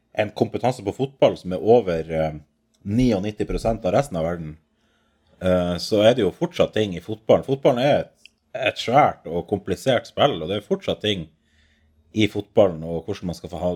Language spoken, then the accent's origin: Norwegian; Bodø, Nordland, Norway; jeg er fra Bodø